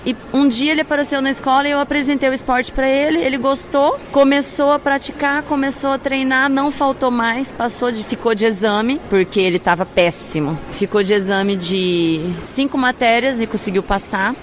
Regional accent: Mato Grosso do Sul, Brazil; pessoas lá do meu estado mesmo, Mato Grosso do Sul

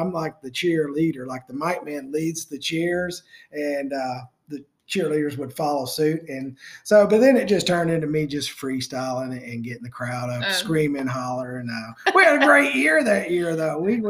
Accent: the South, United States; growing up in the South.

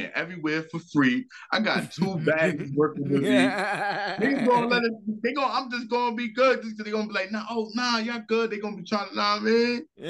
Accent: New York City, New York, United States; I'm from Brownsville, baby

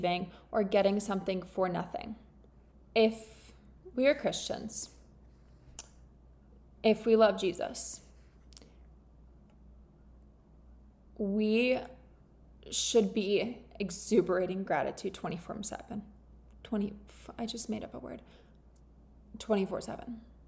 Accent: Florida, United States; moved away as an adult; now in England, United Kingdom; I'm from Florida

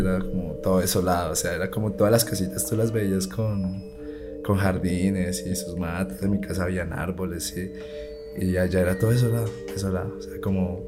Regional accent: Bucaramanga, Santander, Colombia; yo me crié en Bucaramanga

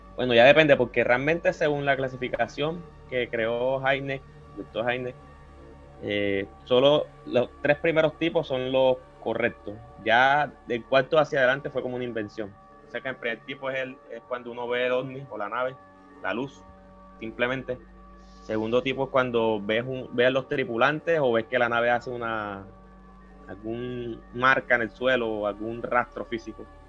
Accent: Cartagena, Bolívar, Colombia; soy de Cartagena de Indias

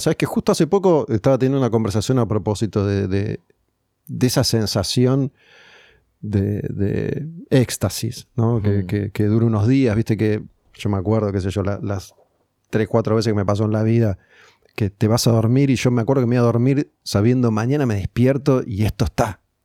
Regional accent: Argentina; Somos argentinos

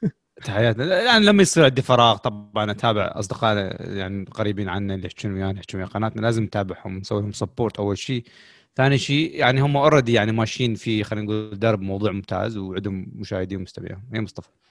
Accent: Iraq; عندنا بالعراق

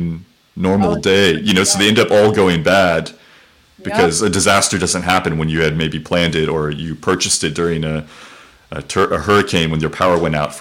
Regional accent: Oklahoma, United States; moved away; also born or lived in Texas; I was born in Oklahoma

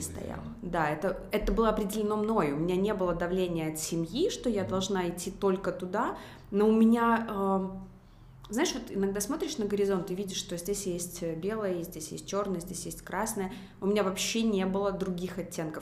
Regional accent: Minsk, Belarus; Я выросла в Минске, в медицинской семье

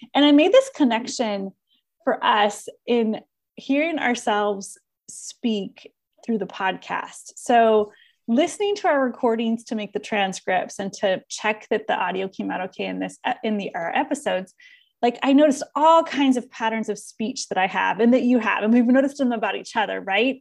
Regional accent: Southern California, United States; accent: Californian; moved away as an adult; also born or lived in Iowa; I live in my little world bubble of being from Southern California

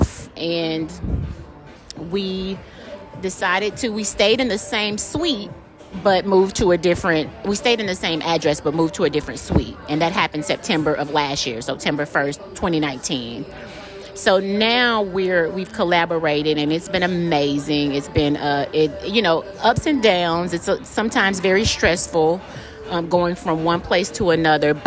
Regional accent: Chattanooga, Tennessee, United States; moved away as an adult; now in Atlanta, United States; I'm originally from Chattanooga, Tennessee. I moved here to Atlanta to go to college

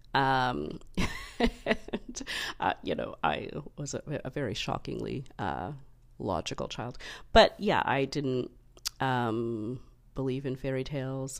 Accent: Canada; as a Canadian, you know, we're part of the Commonwealth

